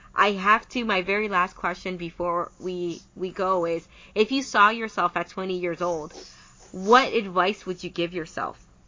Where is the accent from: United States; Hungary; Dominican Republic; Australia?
Dominican Republic; moved away as an adult; now in Canada; I'm from the Dominican Republic too